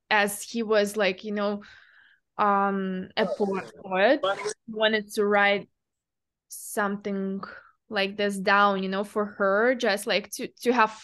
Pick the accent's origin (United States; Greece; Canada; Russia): Russia; moved away; I'm from Russia originally